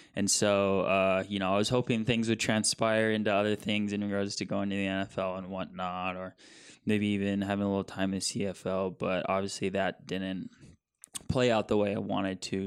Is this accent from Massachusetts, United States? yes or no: no; Billings, Montana, United States; I'm a Montana kid, born and raised in Billings, Montana.